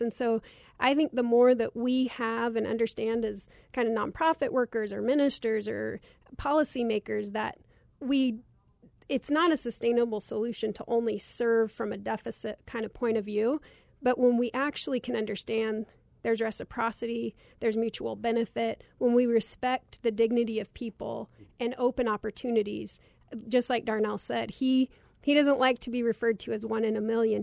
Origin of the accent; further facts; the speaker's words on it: Cottonwood, Arizona, United States; growing up in Cottonwood poor